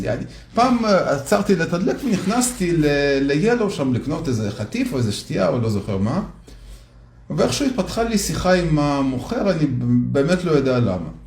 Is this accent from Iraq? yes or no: no; Minsk, Minsk Region, Belarus; also born or lived in Soviet Union; אז גדלתי בברית המועצות, במינסק, ביחד בלרוס. וגרנו בבניין דירות כזה מאוד גדול